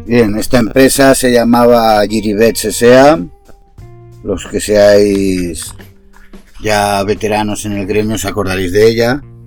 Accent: Castellón de la Plana, Valencian Community, Spain; Nosotros somos de Castellón

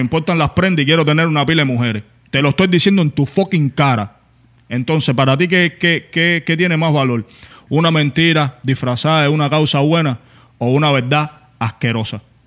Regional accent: Cuba; moved away; lo que pasa en mi país, que son 60 años de dictadura.

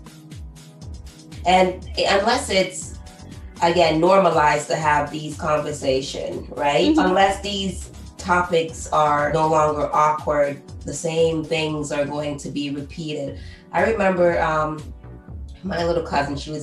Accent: Jamaica; growing up in Jamaica where we're heavily church-minded

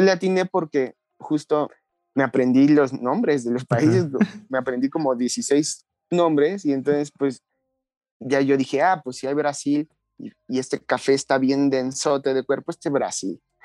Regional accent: Mexico; now in Mexico City, Mexico; yo no soy de aquí de la Ciudad de México, yo soy de un lugar entre Hidalgo y la Ciudad de México

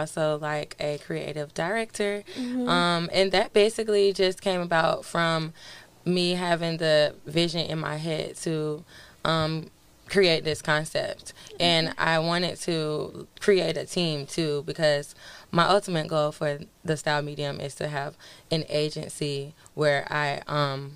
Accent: Pensacola, Florida, United States; moved away as an adult; now in Atlanta, United States; I'm from Pensacola, Florida

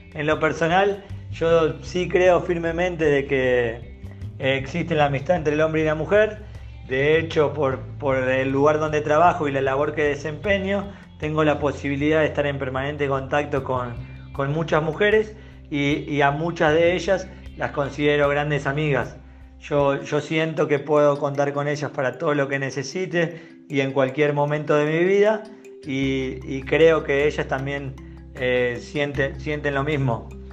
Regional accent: Buenos Aires, Argentina; moved away as an adult; now in Chihuahua, Mexico; de Buenos Aires, Argentina. Actualmente vivo en Chihuahua, México

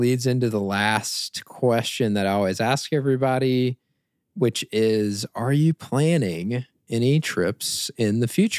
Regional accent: East Coast, United States; as an East Coaster

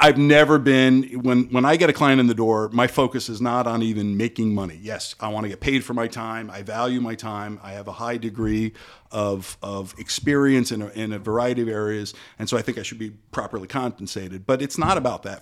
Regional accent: Parkland, Florida, United States; I grew up in Parkland, went to Stoneman Douglas for high school

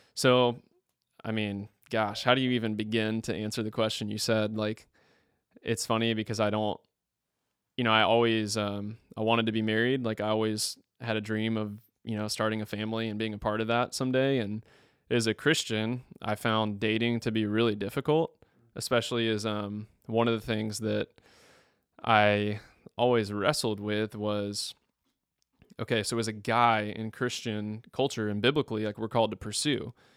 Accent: Tallahassee, Florida, United States; moved away as an adult; also born or lived in Mississippi; I'm from Tallahassee, Florida.

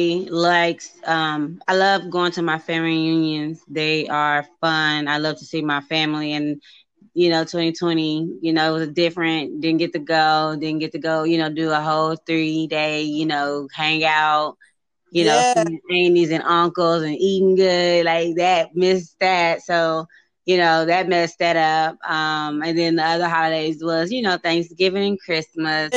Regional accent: Austin, Texas, United States; also born or lived in Pflugerville, Texas; I'm from Austin, Texas. I was born and I grew up some years in Austin. Then we moved to Pflugerville, just right next to Austin

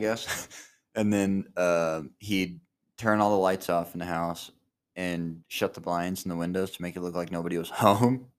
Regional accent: Spearfish, South Dakota, United States; Growing up in Spearfish

